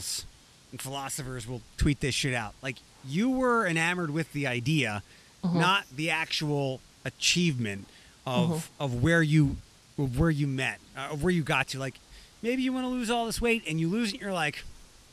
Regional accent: Allentown / Philadelphia area, Pennsylvania, United States; moved away; I was back home working in Allentown, but I also got to work at the station I grew up listening to in Philadelphia.

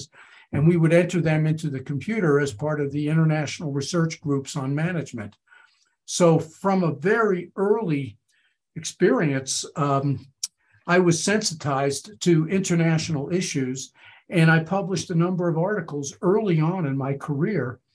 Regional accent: New York, United States; I grew up in New York

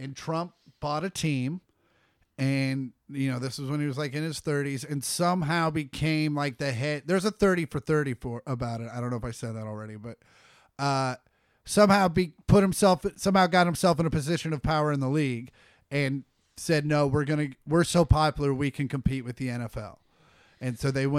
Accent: Kansas City, United States; now in Los Angeles, United States; where we grew up in Kansas City

